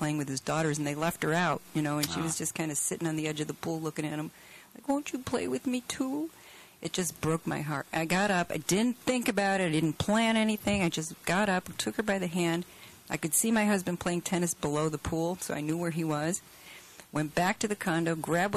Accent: Rochester, United States; moved away as an adult; also born or lived in California; I'm from Rochester.

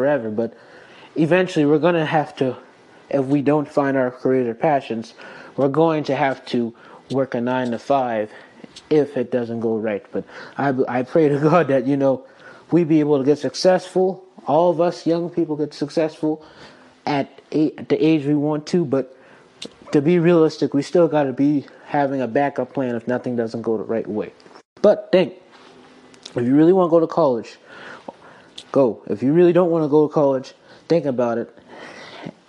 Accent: South Carolina, United States; I am born and raised in South Carolina

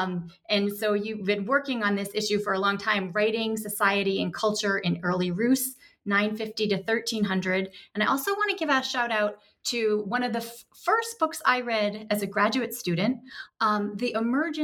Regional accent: United States; as an American

